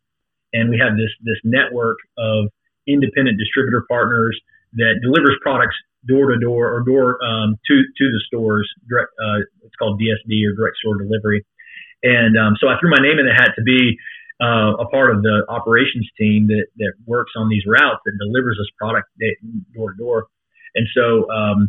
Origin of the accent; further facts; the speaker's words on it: Thomasville, Georgia, United States; moved away as an adult; also born or lived in Macon, Georgia; now in Northwest Arkansas, United States; I'm originally from Southwest Georgia, a small town called Thomasville